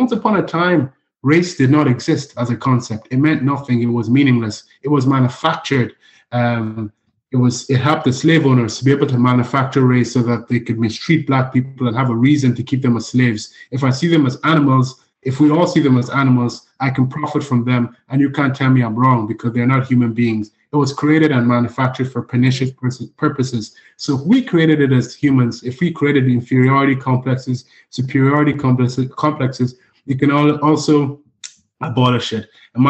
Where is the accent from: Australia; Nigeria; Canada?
Nigeria; now in Ireland; Even in Nigeria, the tribalism that exists there, my home country, the civil war was fought in the 70s because the tribes had differences about the nature of the country